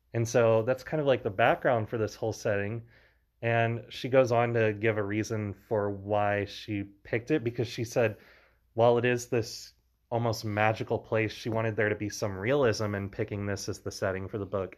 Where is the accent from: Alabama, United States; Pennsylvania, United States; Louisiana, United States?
Louisiana, United States; I grew up in Louisiana